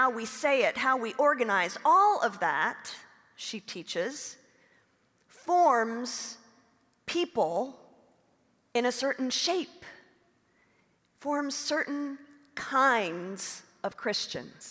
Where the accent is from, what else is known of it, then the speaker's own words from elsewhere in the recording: Oklahoma, United States; moved away; also born or lived in Rockville; I grew up in Oklahoma